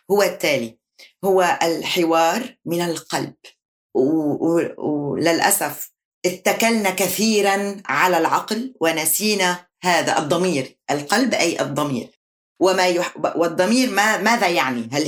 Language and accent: Arabic; Lebanon; هي انتماءاتي أنا لبنانية أنا عربية